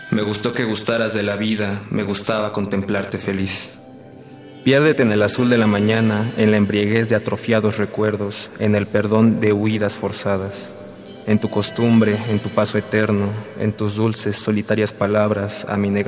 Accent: Mexico City, Mexico; eh, tengo 20 años, soy de la Ciudad de México

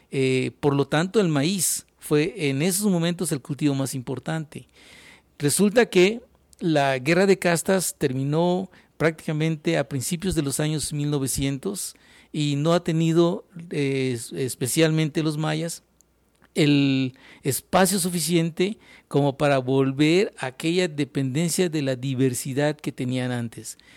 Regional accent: Mexico

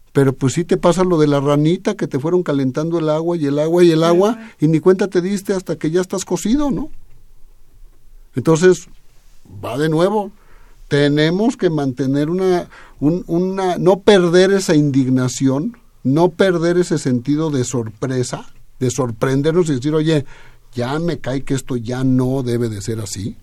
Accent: Chilango, Mexico City, Mexico; los que somos chilangos debemos de vivir en la Ciudad de México

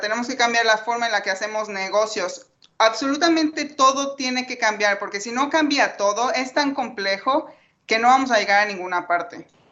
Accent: Mexico; Yo soy una de las mexicanas

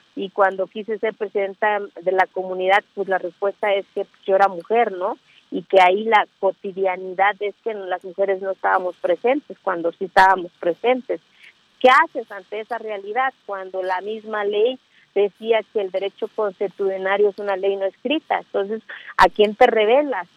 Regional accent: Mexico; soy mexicana

